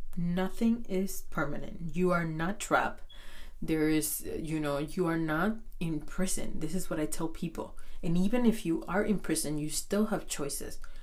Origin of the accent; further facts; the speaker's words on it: Dominican Republic; I'm from Dominican Republic